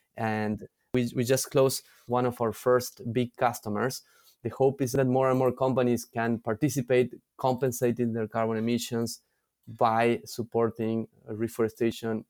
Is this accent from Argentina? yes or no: yes; San Miguel de Tucumán, Tucumán, Argentina; moved away as an adult; also born or lived in Europe / New York City; I am originally from Argentina, from a place called Tucumán in the north of Argentina